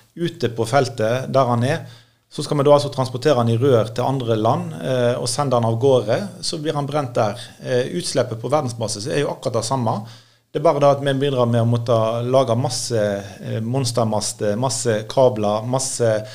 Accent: Norway; jeg er bekymra som nordmann

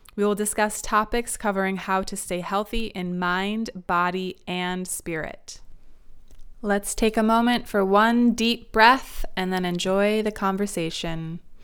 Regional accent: Midwest, United States; moved away as an adult; now in California, United States; I'm from the Midwest and I moved out to California about 11 years ago

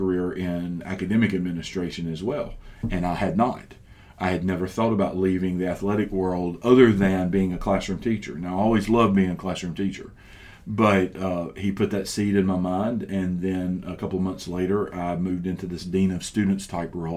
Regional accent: Mississippi, United States; moved away as an adult; also born or lived in Georgia / Oviedo, Florida; now in Florida, United States; I grew up in Mississippi, and all of my family's in Mississippi.

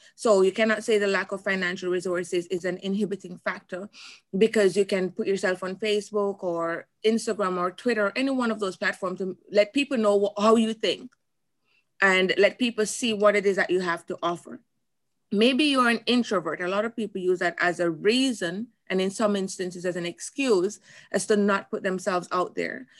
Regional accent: Jamaica; moved away as an adult; now in United States; coming from Jamaica

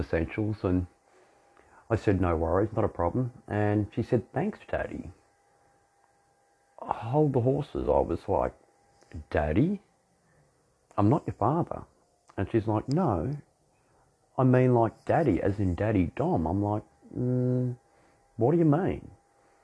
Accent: Australia; I'm an Australian dominant male

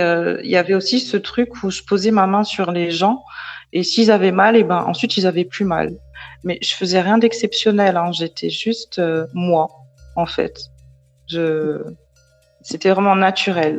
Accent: Paris, Île-de-France, France; je suis née à Paris, j'ai grandi à Paris

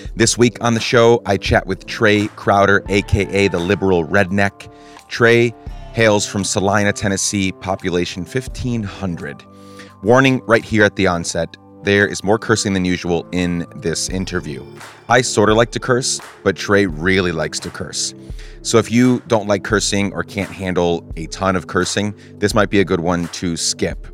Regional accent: Guatemala; I grew up in Guatemala

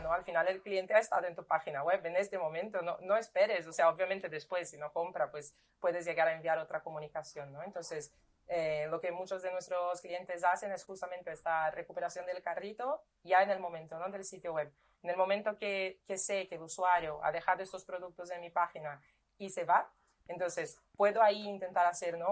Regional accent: Brazil; Spanish is a second language; moved away as an adult; now in Spain; yo soy brasileña

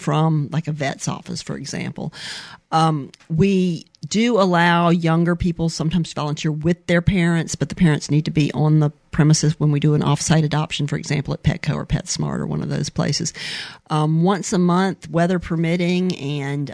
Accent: Mobile, Alabama, United States; also born or lived in California; I am from Mobile, Alabama. Mm-hmm. I was born here, born at Providence Hospital

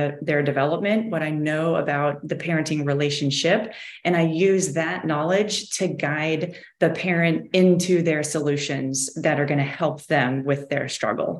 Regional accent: Midwest, United States; now in Florida, United States; we come from the Midwest.

